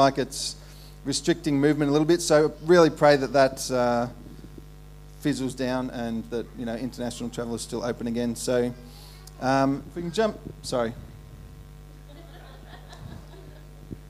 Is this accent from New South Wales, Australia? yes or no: no; Ballarat, Victoria, Australia; moved away as an adult; also born or lived in Melbourne / Perth; I was raised in Ballarat